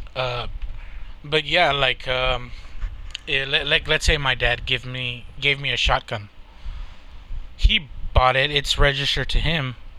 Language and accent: English; Texas, United States; I'm from Texas